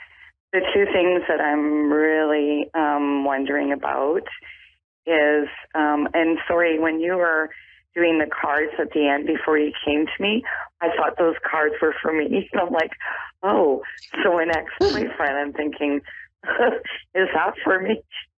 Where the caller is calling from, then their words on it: Canada; I'm from Canada.